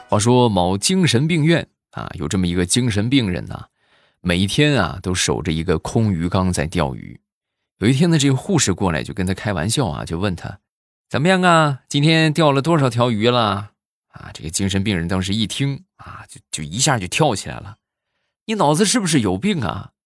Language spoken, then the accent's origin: Chinese; Rizhao, Shandong, China; 那么正好我现在没有在日照啊，我是处在山东的另一个城市啊